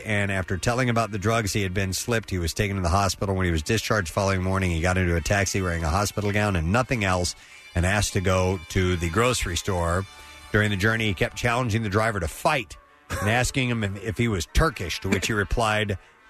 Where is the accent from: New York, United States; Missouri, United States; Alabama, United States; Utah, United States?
Missouri, United States; St. Louis; moved away; I'm originally from St. Louis.